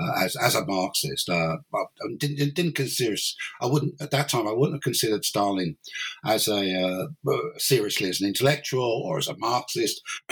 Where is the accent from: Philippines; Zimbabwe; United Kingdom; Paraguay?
United Kingdom; London; moved away as an adult; now in Cork, Ireland; but originally, I'm not Irish. Originally, I'm English or British. I'm from London, basically. And then in 1992, I moved to Ireland to take up an academic post at University College Cork, and I've been here ever since.